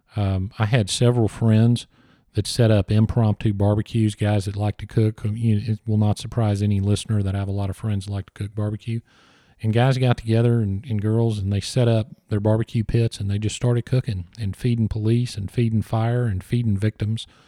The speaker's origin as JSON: {"language": "English", "region": "Texas", "country": "United States", "said": "we're Texans"}